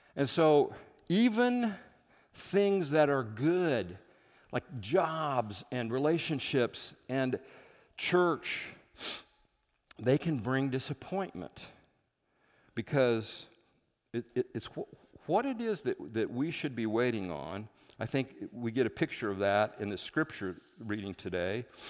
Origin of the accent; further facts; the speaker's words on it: Midwest, United States; moved away as an adult; now in Seattle, United States; I'm from the Midwest